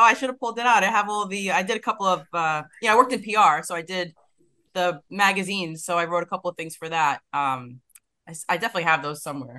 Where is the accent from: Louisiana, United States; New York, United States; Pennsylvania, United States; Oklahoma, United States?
New York, United States; accent: New York; also born or lived in Washington, D.C.; I'm a lifelong New Yorker. Obviously, you can hear from the accent. I was born here and raised.